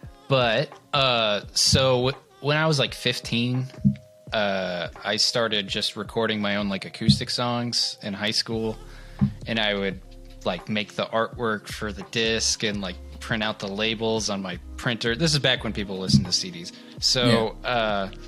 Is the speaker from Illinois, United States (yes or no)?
yes; Trenton, Illinois, United States; I grew up in Trenton, Illinois, which is a tiny town in Illinois, about 40 minutes away from St. Louis, something like that.